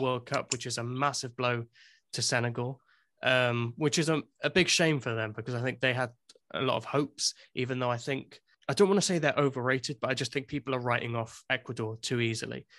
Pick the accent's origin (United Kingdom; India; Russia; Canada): United Kingdom; England; now in Wales, United Kingdom; I'm English, but I do live in Wales